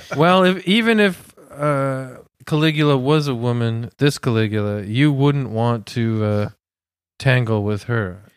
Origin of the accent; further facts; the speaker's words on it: Canada; We're Canadian